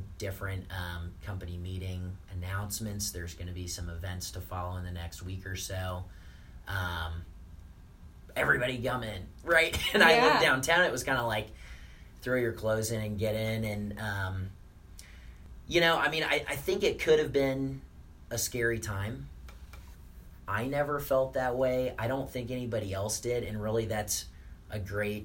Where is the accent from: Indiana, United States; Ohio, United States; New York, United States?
Indiana, United States; Indianapolis; I just moved a lot of my stuff to my parents' house because I'm from Indianapolis.